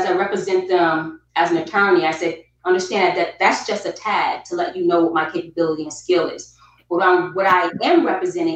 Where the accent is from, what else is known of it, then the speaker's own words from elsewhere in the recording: Albany, New York, United States; moved away as an adult; also born or lived in South Carolina; now in Atlanta, United States; I am born and raised in Albany, New York.